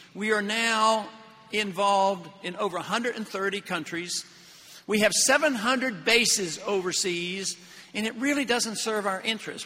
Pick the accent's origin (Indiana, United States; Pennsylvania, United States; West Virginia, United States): Pennsylvania, United States; Pittsburgh; I was raised in Pittsburgh